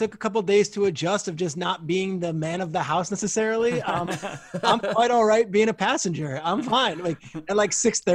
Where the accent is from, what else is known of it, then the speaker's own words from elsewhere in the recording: New York, United States; I'm from New York. I live in New York